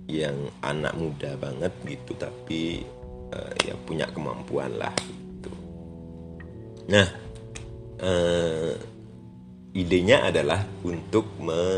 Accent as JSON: {"language": "Indonesian", "region": "Bali", "country": "Indonesia", "said": "karena aku orang Bali"}